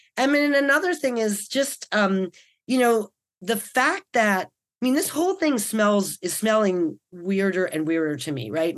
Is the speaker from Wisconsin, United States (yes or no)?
no; New York City, New York, United States; now in California, United States; I'm from Brooklyn